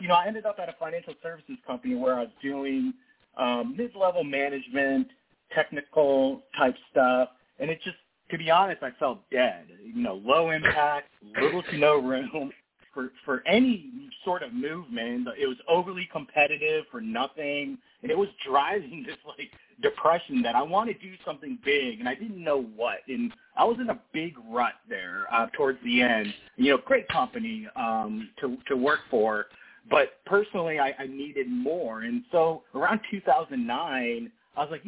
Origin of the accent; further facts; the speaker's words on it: Ohio, United States; I'm born and raised in Ohio.